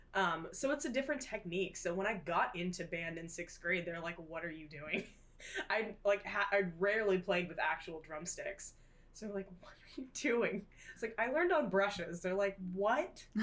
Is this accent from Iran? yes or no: no; Tulsa area, Oklahoma, United States; I am from the Tulsa area, a little outside of Tulsa